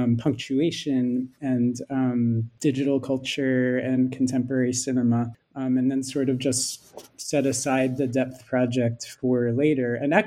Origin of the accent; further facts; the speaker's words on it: Philadelphia, Pennsylvania, United States; I'm American. I studied film and media studies as an undergraduate at Swarthmore College and grew up in Philadelphia, where Carinel is teaching.